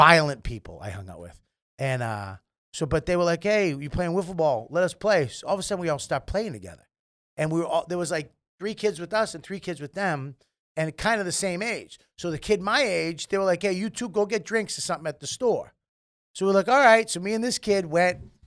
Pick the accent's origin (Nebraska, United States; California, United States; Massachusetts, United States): Massachusetts, United States; Medford; coming from Medford